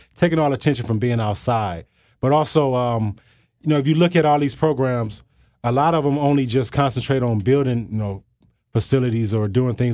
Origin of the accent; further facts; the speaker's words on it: Flint, Michigan, United States; growing up in Michigan, growing up in Flint